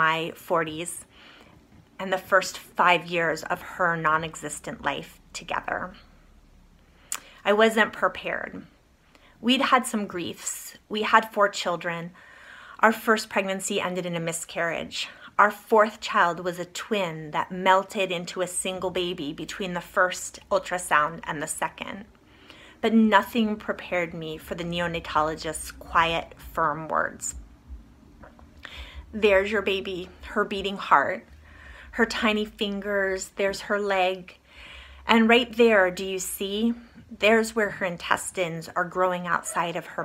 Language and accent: English; East Coast, United States; moved away; I grew up on the East Coast.